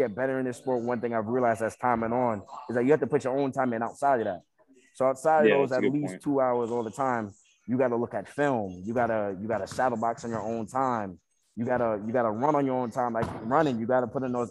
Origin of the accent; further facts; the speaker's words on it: Baldwin, New York, United States; moved away as an adult; now in Syracuse, United States; representative of Long Island, New York. Straight from Baldwin